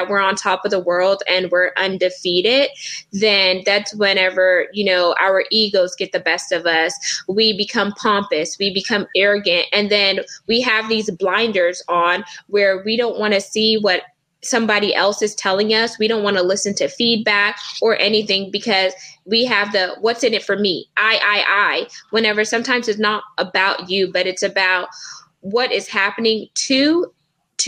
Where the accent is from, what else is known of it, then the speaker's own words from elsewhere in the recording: United States; I was born in America